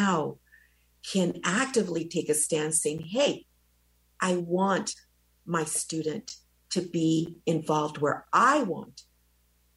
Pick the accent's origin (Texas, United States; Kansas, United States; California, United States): Kansas, United States; Wichita; English is a second language; moved away; also born or lived in El Salvador; I flew into Wichita, Kansas, and I went to a red little schoolhouse, and I learned English in 6 months